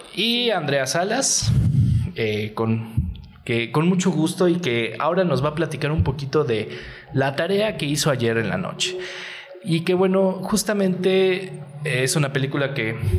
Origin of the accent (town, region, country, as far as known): Mexico